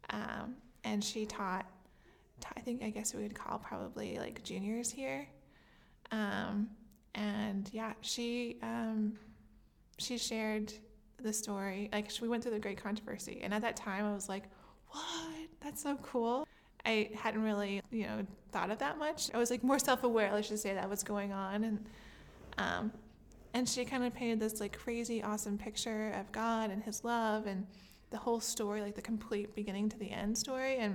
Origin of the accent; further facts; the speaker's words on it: French Lick, Indiana, United States; I grew up in a town called French Lick, Indiana.